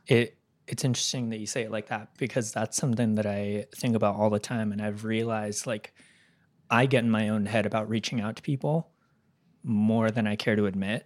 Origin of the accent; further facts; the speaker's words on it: California, United States; moved away; I'm from California